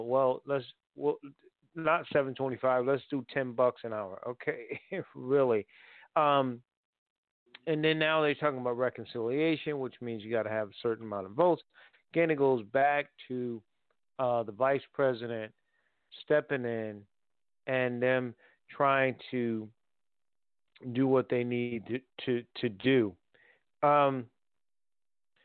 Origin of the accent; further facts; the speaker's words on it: New Haven, Connecticut, United States; now in Durham, United States; I'm from New Haven, Connecticut